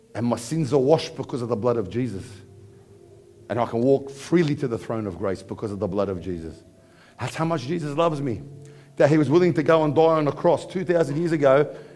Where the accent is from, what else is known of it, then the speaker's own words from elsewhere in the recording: Parramatta, New South Wales, Australia; I grew up in Parramatta